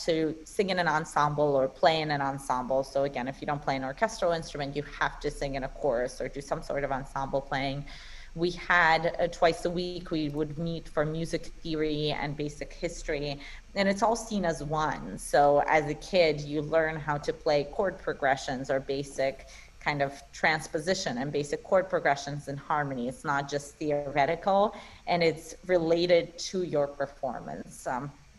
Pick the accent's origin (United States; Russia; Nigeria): Russia; Saint Petersburg; first language Russian; English is a second language; moved away; I grew up in St. Petersburg, Russia